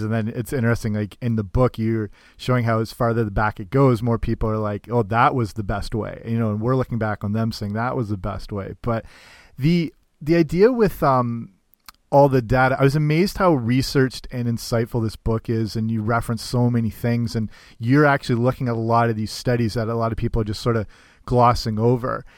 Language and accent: English; Canada; I'm Canadian, but I work in uh, a summer camp in the states